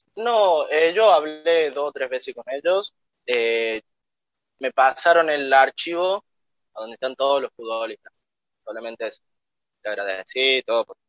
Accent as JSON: {"language": "Spanish", "town": "La Tordilla", "region": "Córdoba", "country": "Argentina", "accent": "cordobés", "said": "Soy de un pueblito llamado La Tordilla, a 19 kilómetros de Arroyito"}